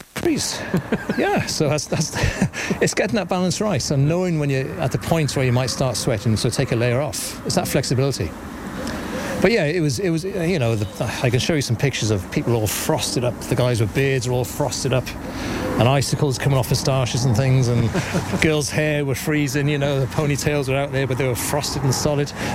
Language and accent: English; West Wales, United Kingdom; moved away as an adult; now in Corrofin, Ireland; I'm originally from Wales, but I've, I've lived up here for nigh on 20 years now.